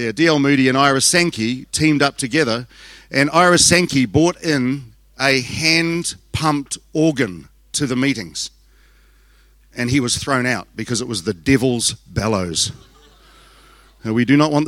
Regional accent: Southland, New Zealand; I'm from Southland.

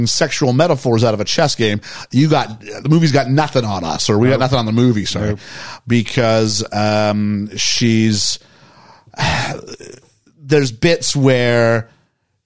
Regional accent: Canada; As a Canadian

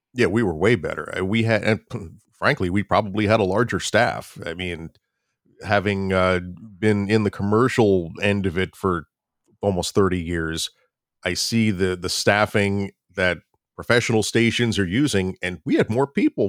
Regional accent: Florida, United States; moved away as an adult; also born or lived in New York; I'm originally from Florida, went, moved up to New York to go to college

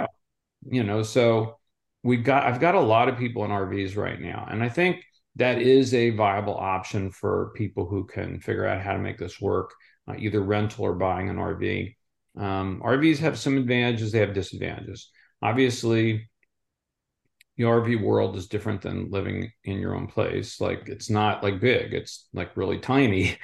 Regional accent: Southwest Florida, United States; I'm from Southwest Florida

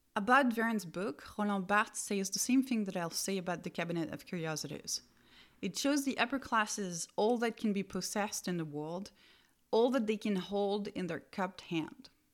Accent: Strasbourg, Grand Est, France; the Museum of Natural History of my hometown, Strasbourg

